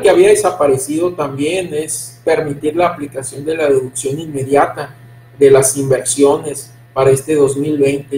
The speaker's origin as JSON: {"language": "Spanish", "country": "Mexico", "said": "como mexicanos"}